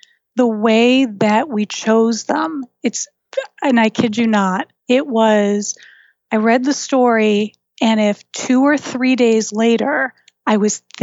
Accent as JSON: {"language": "English", "region": "New England", "country": "United States", "said": "I'm from New England, and we are the home of that horrible, horrible case"}